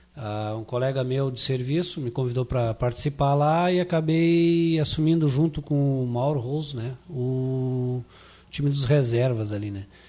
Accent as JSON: {"language": "Portuguese", "country": "Brazil", "tie": "born or raised there", "also_born_or_lived": "Glória", "said": "eu, na verdade, sou oriundo do Iguatemi, né? Estância da Figueira, Iguatemi, por aquela região."}